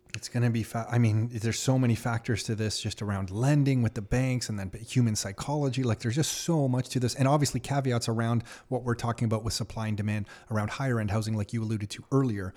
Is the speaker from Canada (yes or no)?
yes; Canada; as a Canadian